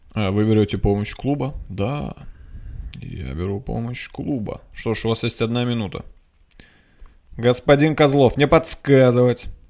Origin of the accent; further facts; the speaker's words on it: Nizhny Novgorod, Nizhny Novgorod Oblast, Russia; moved away as an adult; Я был в Нижнем Новгороде. Я там родился. Я там жил двадцать лет